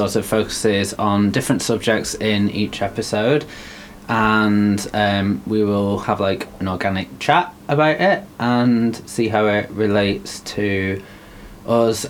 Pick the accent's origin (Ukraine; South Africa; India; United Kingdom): United Kingdom; Wigan, North West England; moved away as an adult; also born or lived in Bath; now in Bristol, United Kingdom; I'm originally from Wigan in Manchester. Yeah, and then I basically grew up there.